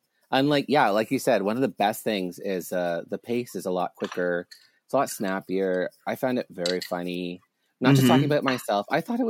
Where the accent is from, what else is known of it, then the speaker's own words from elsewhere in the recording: Canada; the joke is just so obvious to constantly point out the fact that I'm Canadian.